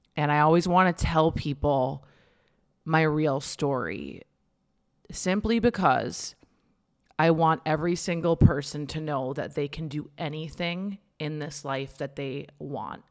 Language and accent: English; Minnesota, United States; now in Santa Monica, United States; I grew up in Minnesota. about an hour north of the Twin Cities